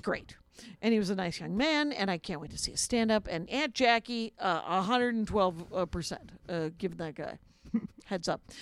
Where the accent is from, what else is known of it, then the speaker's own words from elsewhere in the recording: South Milwaukee, Wisconsin, United States; moved away as an adult; now in Minneapolis, United States; I grew up outside of Milwaukee in Wisconsin in a little factory town called South Milwaukee.